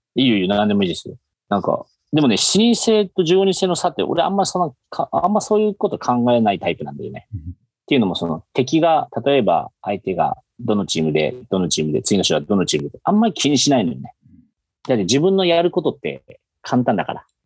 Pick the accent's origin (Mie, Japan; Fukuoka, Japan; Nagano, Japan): Fukuoka, Japan; もともともうずっと福岡で生まれて、福岡で育ったという感じですね